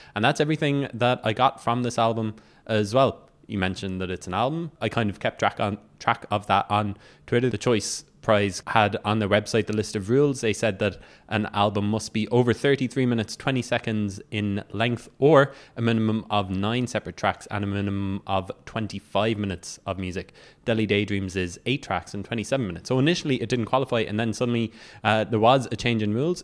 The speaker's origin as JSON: {"language": "English", "town": "Cork", "region": "Munster", "country": "Ireland", "said": "I'm from Cork"}